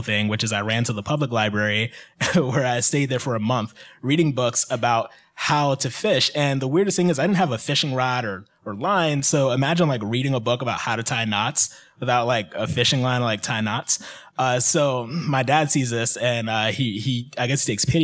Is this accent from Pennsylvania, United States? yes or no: yes; Philadelphia, Pennsylvania, United States; moved away as an adult; also born or lived in South Florida; I'm from North Philadelphia. So my dad used to bring us out in the outdoors all the time.